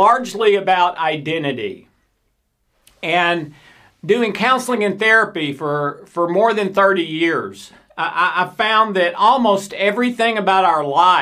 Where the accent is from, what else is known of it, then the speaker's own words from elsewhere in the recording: the South, United States; I'm from the South in the United States